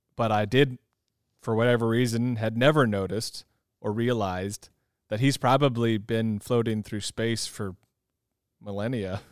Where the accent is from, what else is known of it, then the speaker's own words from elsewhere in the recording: California, United States; I grew up in California